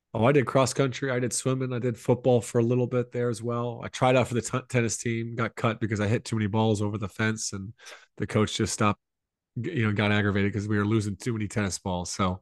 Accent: Columbia, South Carolina, United States; I grew up in Columbia, South Carolina

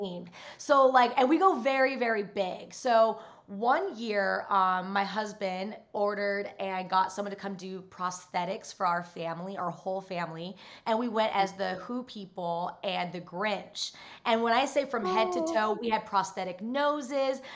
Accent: Utah, United States; moved away; I grew up in Utah

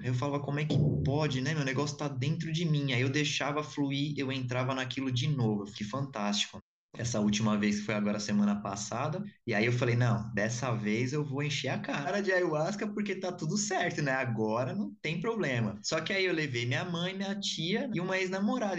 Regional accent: São Paulo, Brazil; sou de São Paulo

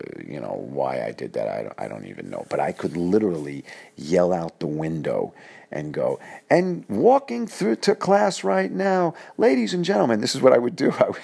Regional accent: New York City, New York, United States; moved away as an adult; I was from Queens, New York

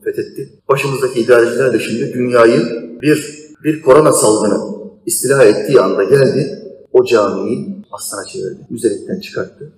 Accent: Turkey; Hayatım burada geçti, çocukluğum, gençliğim burada geçti.

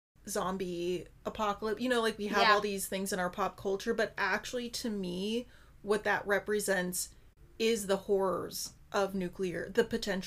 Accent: Colorado, United States; I'm a Coloradan and a Leo.

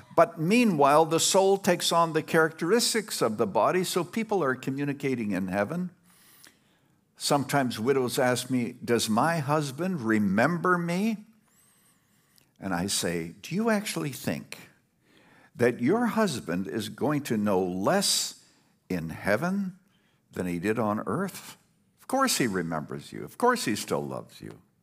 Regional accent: Canada; now in Illinois, United States; I was brought up in Canada, very primitive place.

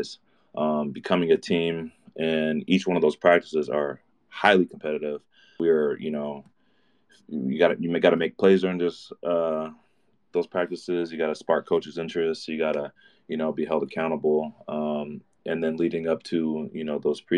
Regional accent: Mesa, Arizona, United States; I'm from Mesa, Arizona

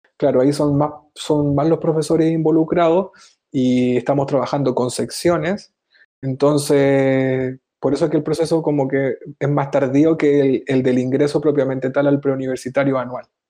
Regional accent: Chile; moved away as an adult; now in Barcelona, Spain; siendo los dos chilenos y estando acá en Barcelona

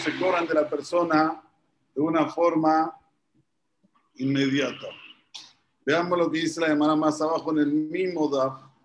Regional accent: Argentina; aquí, en un país como es Argentina, que somos muy temperamentales

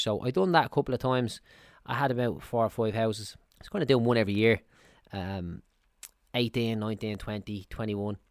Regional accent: Dublin, Leinster, Ireland; I'm from Clondalkin in Dublin

